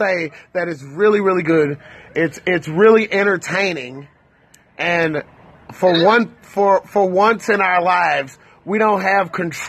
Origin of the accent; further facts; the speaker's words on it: St. Louis, Missouri, United States; I'm from St. Louis, and our words all tie in together. Yeah. You know what I'm saying? We make three-word phrases, something that's one complete word.